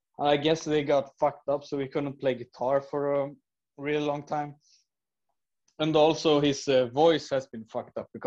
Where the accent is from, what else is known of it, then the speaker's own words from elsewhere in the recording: Skövde, Västra Götaland, Sweden; we grew up here in Skövde